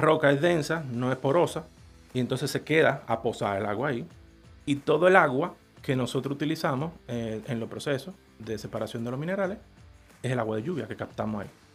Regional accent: Dominican Republic; como dominicano

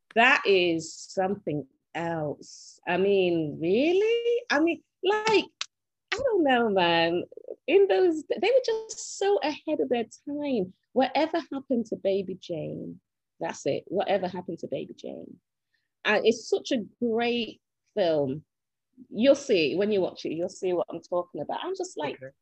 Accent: Manchester, North West England, United Kingdom; I was born in England, um, Manchester, England. And Manchester, I'm sure most of you know, is the north of England.

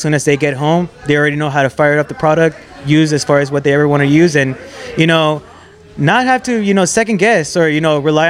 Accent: Yuma, Arizona, United States; first language English; we're from Yuma, man.

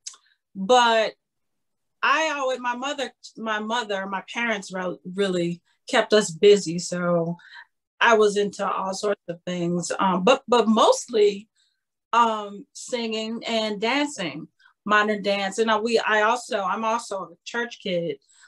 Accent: Chicago, Illinois, United States; I'm born and raised in Chicago

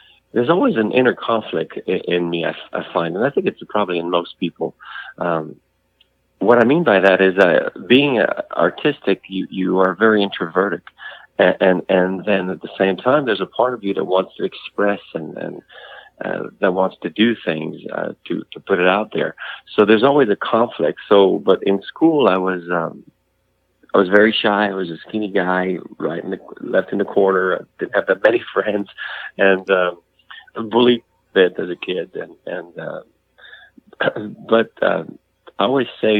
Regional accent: Montreal, Quebec, Canada; So that's where I come from. I was born in Montreal.

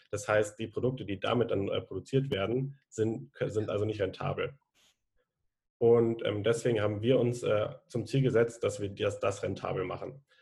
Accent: Konstanz, Baden-Württemberg, Germany; Ich komme aus Konstanz vom Bodensee und ich studiere gerade an der Zeppelin-Universität Soziologie, Politik und Ökonomie.

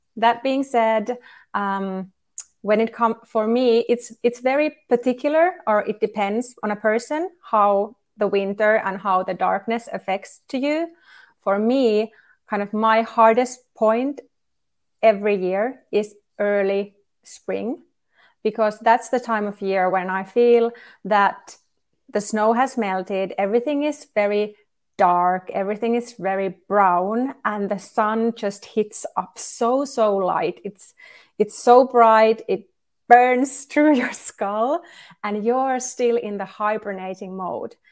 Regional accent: Kuhmoinen, Central Finland, Finland; now in Lahti, Finland; I was born in Kuhmoinen, which is a tiny, tiny village of less than three thousand people in, in central Finland. And I grew there

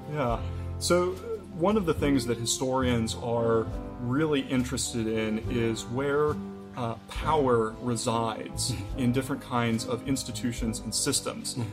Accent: Kansas, United States; moved away; also born or lived in Cambridge, Massachusetts; I'm originally from Kansas in the United States

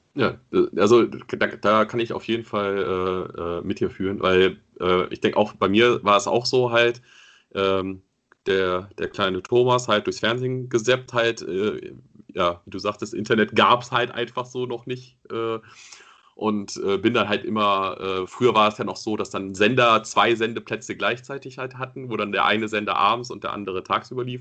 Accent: Germany

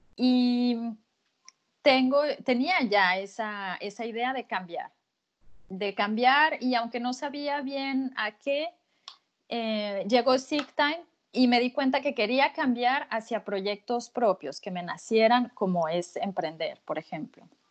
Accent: Mexico; moved away as an adult; now in Lyon, France; soy mexicana y ya eh, llevamos 15 años instalados en, en Francia y casi 10 en Lyon

